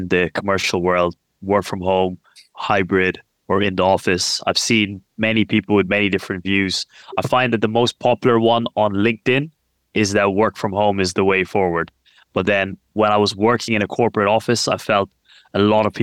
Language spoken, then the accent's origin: English; Ireland; now in London, United Kingdom; I grew up in Ireland